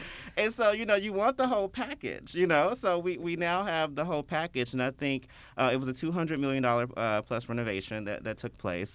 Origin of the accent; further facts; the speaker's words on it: Memphis, Tennessee, United States; I born and raised in Memphis. Uh, I've never lived anywhere else